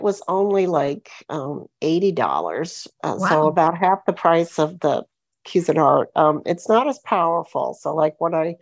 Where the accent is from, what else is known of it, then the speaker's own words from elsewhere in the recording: Florida, United States; also born or lived in Michigan; I'm from Florida, but right for the summer, I'm in Michigan